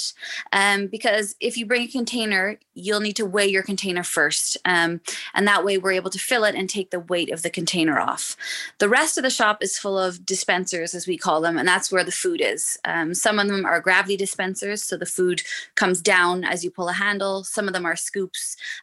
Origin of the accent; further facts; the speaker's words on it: Montreal, Quebec, Canada; moved away as an adult; now in Dublin, Ireland; I grew up in Montreal. Yeah, I grew up in Montreal